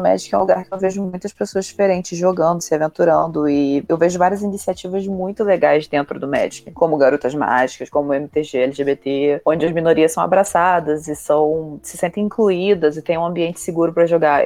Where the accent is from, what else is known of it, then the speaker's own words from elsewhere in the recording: Rio de Janeiro, Brazil; onde que eu me criei? Rio de Janeiro